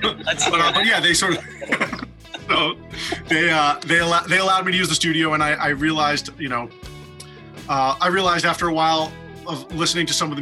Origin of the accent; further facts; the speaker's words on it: New York, United States; moved away as an adult; also born or lived in Boston, Massachusetts, United States; now in Los Angeles, United States; I was born in Boston, grew up in New York